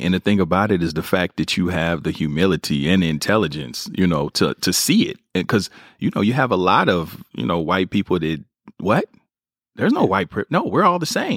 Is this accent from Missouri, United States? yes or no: yes; Kansas City, Missouri, United States; moved away as an adult; now in Los Angeles, United States; I moved from Kansas City right to Brentwood